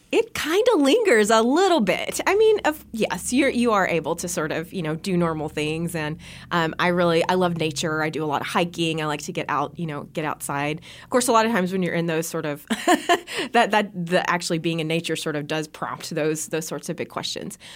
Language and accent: English; Bee Branch, Arkansas, United States; moved away; Growing up in Bee Branch, actually, I grew up under a really dark sky